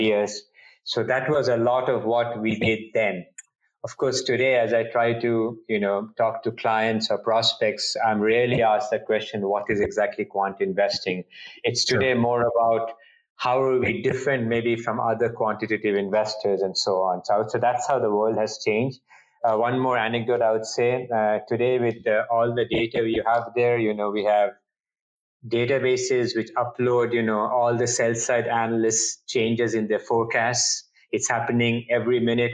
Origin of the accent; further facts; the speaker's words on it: India; moved away as an adult; now in Boston, United States; I grew up in India